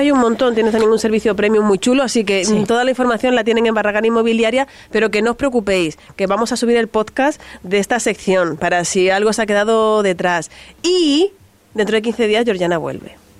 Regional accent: Spain; accent: canaluz (Canarian-Andalusian mix); also born or lived in Andalusia / Canary Islands; yo tengo el acento cana, canaluz

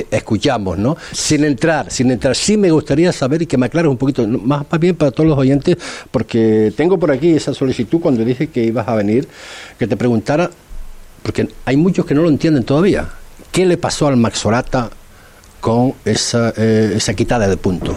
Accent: Fuerteventura, Canary Islands, Spain; soy majorero de toda la vida

